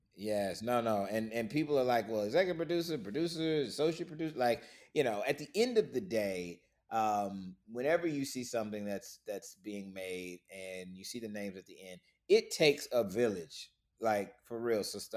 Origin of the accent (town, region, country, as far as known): Florida, United States; moved away as an adult; now in Atlanta, United States